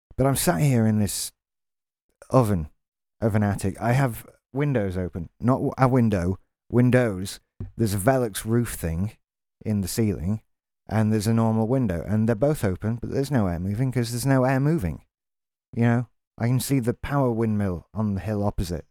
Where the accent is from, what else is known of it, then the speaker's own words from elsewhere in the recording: England, United Kingdom; we have a bad enough reputation as English people